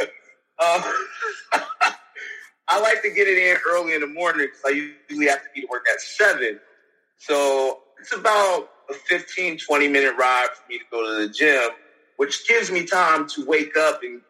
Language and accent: English; Youngstown, Ohio, United States; I'm from Youngstown